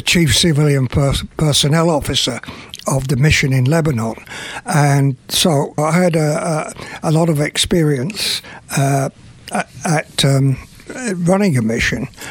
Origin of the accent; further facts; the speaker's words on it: Burton upon Trent, West Midlands, United Kingdom; moved away; also born or lived in London; I'm actually from a place called Burton on Trent in the Midlands in England